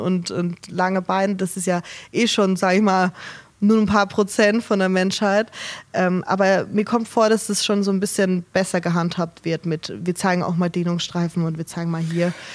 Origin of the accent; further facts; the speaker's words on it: Germany; Bei uns in Deutschland